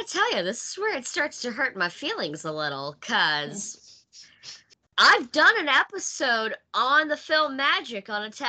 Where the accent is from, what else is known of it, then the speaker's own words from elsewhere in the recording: Mississippi, United States; moved away as an adult; where we're from in Mississippi.